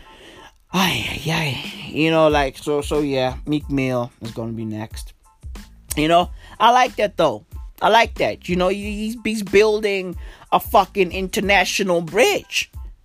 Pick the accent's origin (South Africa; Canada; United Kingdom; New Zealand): South Africa; I'm from South Africa